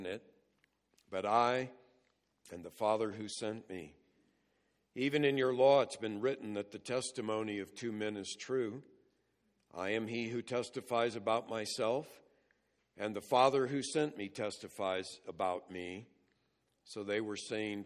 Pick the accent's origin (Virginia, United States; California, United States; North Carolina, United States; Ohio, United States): California, United States; I grew up in California